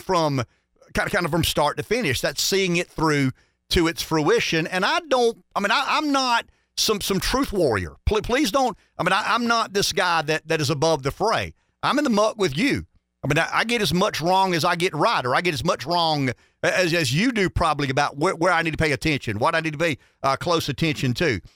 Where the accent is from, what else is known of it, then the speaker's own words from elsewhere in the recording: United States; I'm an American.